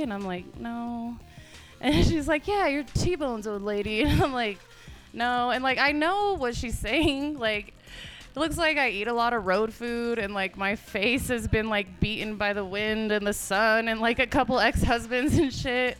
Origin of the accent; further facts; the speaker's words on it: Ignacio, Colorado, United States; also born or lived in Montrose, Colorado; I grew up and went to s, to school in Ignacio